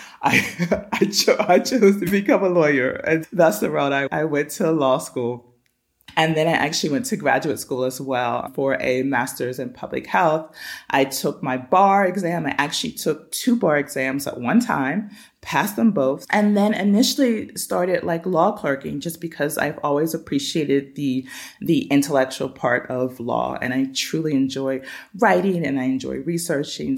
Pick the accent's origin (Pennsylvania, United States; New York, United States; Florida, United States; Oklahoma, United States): Pennsylvania, United States; Pittsburgh; now in San Pedro La Laguna, Guatemala; My hometown is Pittsburgh, Pennsylvania